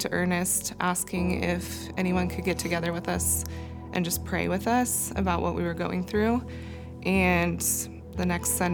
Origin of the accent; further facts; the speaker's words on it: Southern California, United States; moved away as an adult; now in Colorado, United States; we're from Southern California, and we moved to Colorado 6 years ago